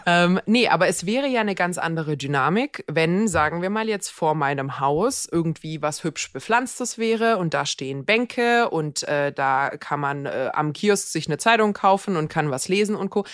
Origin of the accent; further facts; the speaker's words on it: Mannheim, Baden-Württemberg, Germany; ich komme ja aus Mannheim. Mannheim ist ja jetzt kein Dorf.